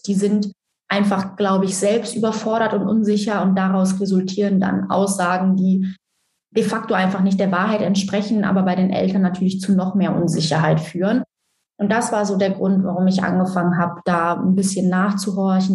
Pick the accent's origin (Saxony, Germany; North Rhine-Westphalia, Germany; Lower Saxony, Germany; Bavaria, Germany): North Rhine-Westphalia, Germany; Cologne; Ich komme, wie schon gesagt, aus Köln